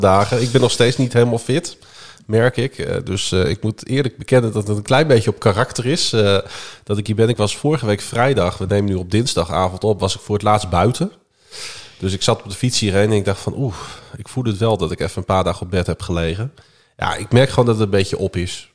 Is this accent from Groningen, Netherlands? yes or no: yes; Groningen, Netherlands; mijn ouders die zijn geboren en getogen stadjes. En ik ben dat ook.